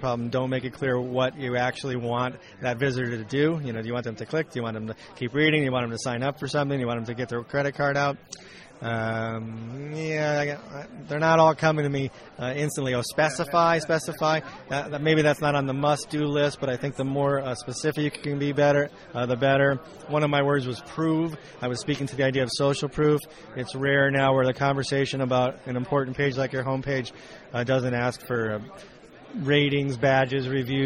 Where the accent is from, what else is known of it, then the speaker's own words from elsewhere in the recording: California, United States; I'm a Californian